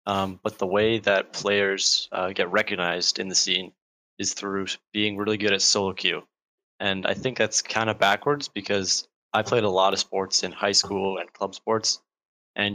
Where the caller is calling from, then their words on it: Burnaby, British Columbia, Canada; Vancouver, Canada.